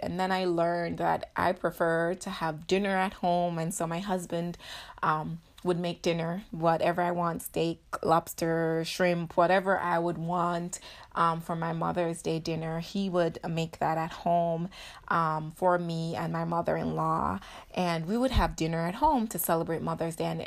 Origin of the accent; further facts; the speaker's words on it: Jamaica; moved away; I grew up in Jamaica, and so any opportunity to get dressed, um, was, is, is something that we strive in, uh, as Jamaican